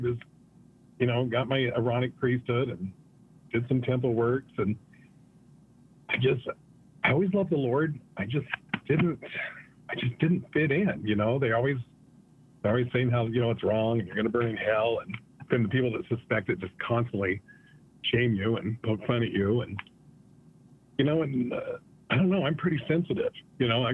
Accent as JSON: {"language": "English", "town": "Manderfield", "region": "Utah", "country": "United States", "tie": "born or raised there", "said": "I grew up in Beaver, Utah, in a little town outside of Beaver, north of Beaver, about 6 miles, called Manderfield."}